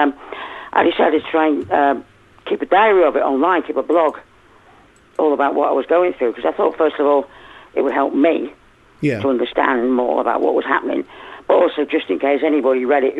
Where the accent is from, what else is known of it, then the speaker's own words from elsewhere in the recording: Liverpool, North West England, United Kingdom; now in Rossendale Valley, United Kingdom; I'm a Scouser. I'm from Liverpool